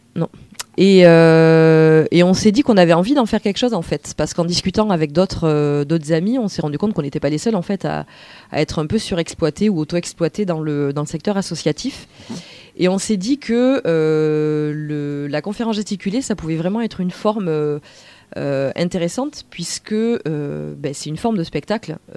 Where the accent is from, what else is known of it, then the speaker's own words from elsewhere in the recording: Bordeaux, Nouvelle-Aquitaine, France; moi je suis de Bordeaux